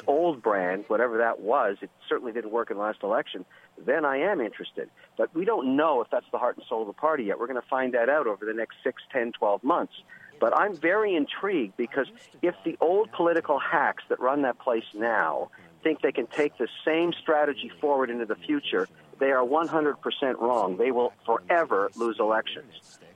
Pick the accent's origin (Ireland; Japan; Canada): Canada; Montreal, Quebec; now in Ontario, Canada; where I was born in Montreal